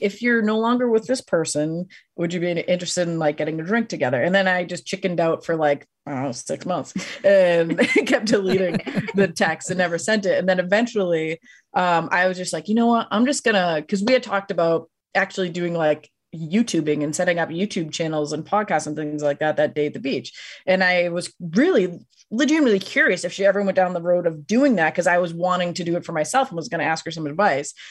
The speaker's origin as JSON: {"language": "English", "region": "Massachusetts", "country": "United States", "moved": "yes", "said": "I'm originally from Massachusetts."}